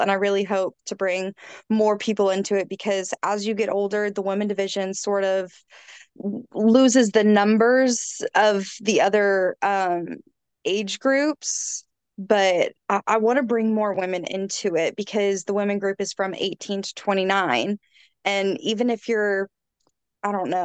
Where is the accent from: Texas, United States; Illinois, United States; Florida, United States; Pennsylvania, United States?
Texas, United States; College Station; I am from College Station, Texas